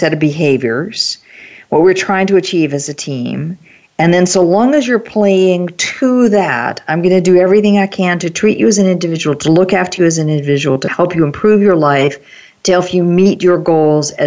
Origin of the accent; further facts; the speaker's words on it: North Carolina, United States; moved away; I'm from North Carolina originally